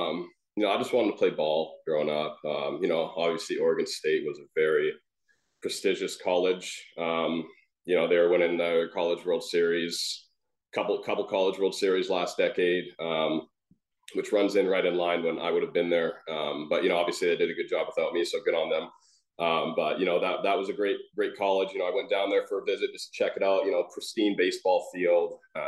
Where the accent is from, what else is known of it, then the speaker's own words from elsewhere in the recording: British Columbia, Canada; So, I'm still obviously a Canucks fan. Those are my hometown guys, rooting those guys on.